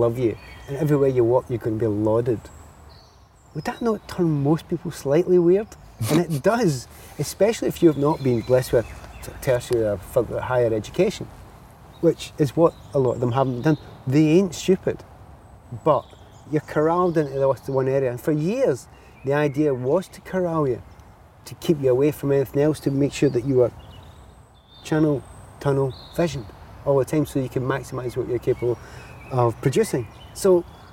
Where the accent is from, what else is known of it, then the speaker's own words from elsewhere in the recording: Glasgow, Scotland, United Kingdom; as a kid growing up in the Easter House